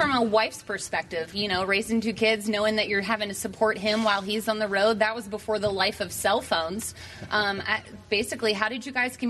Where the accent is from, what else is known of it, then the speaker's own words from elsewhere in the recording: Mifflintown, Pennsylvania, United States; Mifflintown, my hometown.